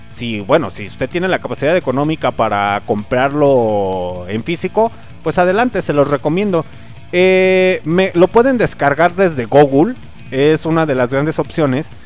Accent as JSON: {"language": "Spanish", "town": "León", "region": "Guanajuato", "country": "Mexico", "said": "las personas que somos de aquí de León, Guanajuato"}